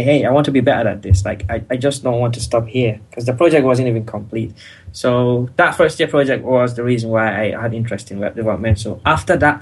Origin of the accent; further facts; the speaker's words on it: Gambia; moved away as an adult; now in United Kingdom; because I'm not natively from the UK. I'm from the Gambia.